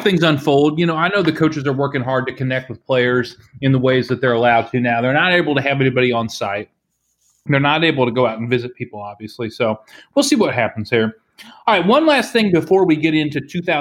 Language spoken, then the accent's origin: English; near Mount Pleasant, Iowa, United States; moved away; right up the road from where I grew up in Mount Pleasant, Iowa, at Iowa Wesleyan College